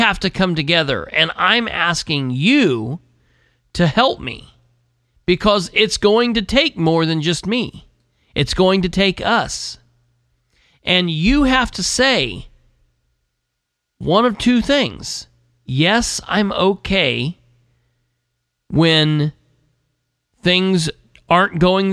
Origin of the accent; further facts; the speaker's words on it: United States; As an American